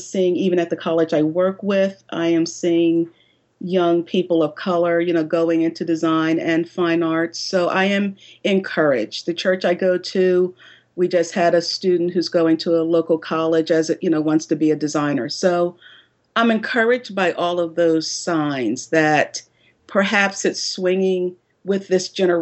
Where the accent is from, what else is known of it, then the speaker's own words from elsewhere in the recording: Philadelphia, Pennsylvania, United States; also born or lived in New York City, United States; now in North Carolina, United States; I grew up in Philadelphia, Pennsylvania